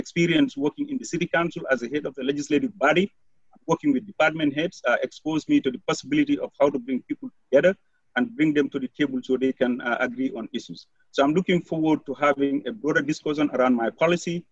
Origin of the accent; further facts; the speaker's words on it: Gambia; now in Madison, United States; I am an immigrant from West Africa, Gambia. I have lived in Madison, Wisconsin for over 20 years.